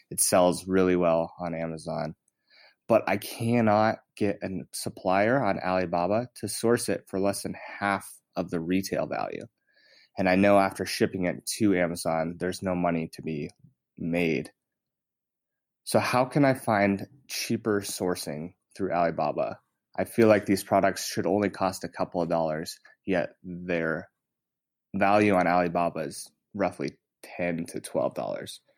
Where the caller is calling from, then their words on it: Jackson, Wyoming, United States; I'm tuning in from Jackson, Wyoming.